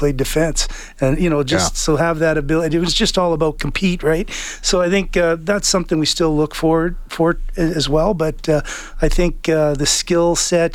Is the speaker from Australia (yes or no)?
no; Kamloops, British Columbia, Canada; I grew up playing midget in Kamloops